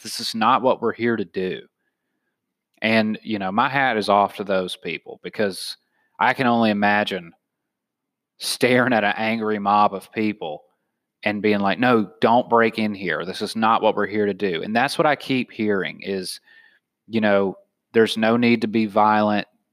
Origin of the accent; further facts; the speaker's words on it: the South, United States; now in San Diego, United States; I'm from the South